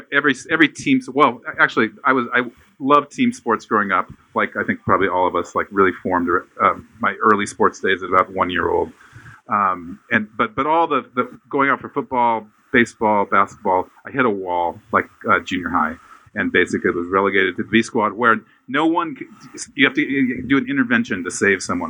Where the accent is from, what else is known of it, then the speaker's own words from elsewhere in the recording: Iowa, United States; moved away; I grew up in Iowa